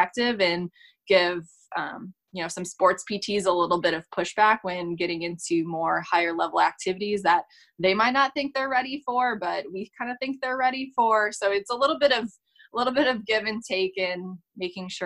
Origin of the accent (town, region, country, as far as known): Wisconsin, United States